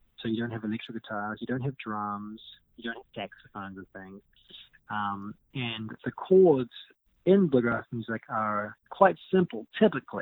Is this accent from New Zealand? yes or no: yes; New Zealand; accent: New Zealand; moved away as an adult; now in United States; I was born in New Zealand, raised in New Zealand. And I've been living in America for 6 or 7 years now.